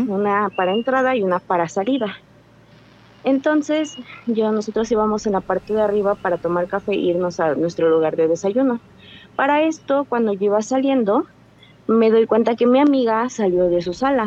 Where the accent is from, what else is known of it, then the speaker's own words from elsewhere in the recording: Cuernavaca, Morelos, Mexico; De Cuernavaca, Morelos